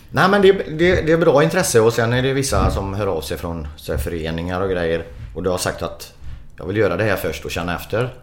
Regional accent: Sweden; vi är svenskar

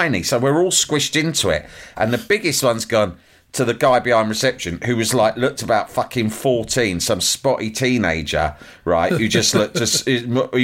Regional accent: London, United Kingdom; West London

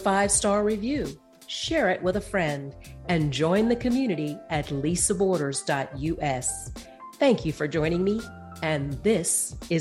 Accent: Atlanta, Georgia, United States; You and I graduated from the same high school in Atlanta

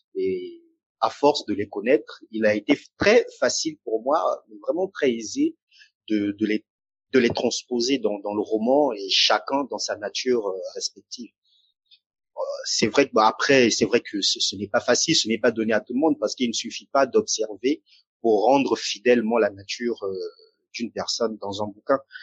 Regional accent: Brazzaville, Republic of the Congo; moved away; also born or lived in France; qui suis euh, originaire euh, du Congo-Brazzaville

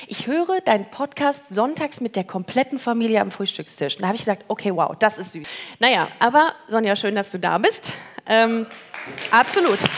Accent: Regensburg, Bavaria, Germany; wo kommst du her? Äh, aus Regensburg.

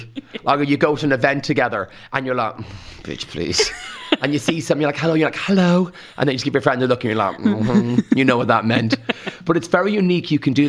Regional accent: Rathangan, County Kildare, Ireland; I say karma because I'm from Rathang and we talk like that. I had elocution lessons back in the day and that's why I talk differently.

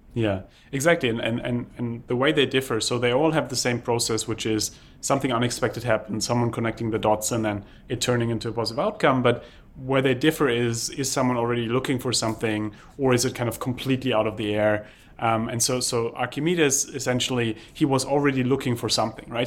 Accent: Germany; moved away; I grew up in Germany where we are used to planning

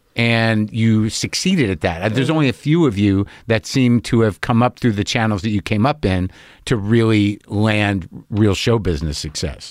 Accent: Albuquerque, New Mexico, United States; also born or lived in New Jersey; now in Los Angeles, United States; I grew up in New Mexico. My family's from Jersey, though, but New Mexico

